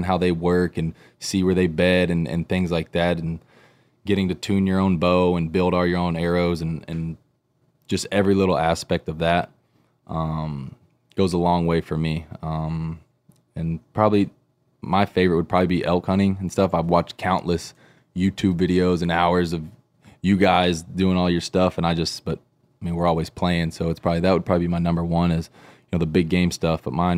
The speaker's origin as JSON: {"language": "English", "region": "Texas", "country": "United States", "said": "I'm from Texas, and as far as I could remember, I've been whitetail hunting many, many years with my family, just growing up."}